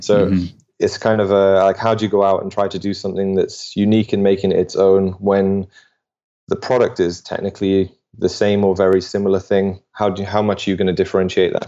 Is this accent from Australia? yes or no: no; United Kingdom; now in Denmark; I'm British